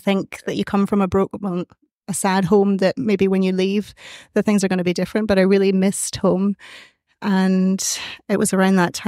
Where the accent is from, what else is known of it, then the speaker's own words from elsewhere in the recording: Scotland, United Kingdom; now in Ireland; I'm from Scotland originally. And so I grew up in Scotland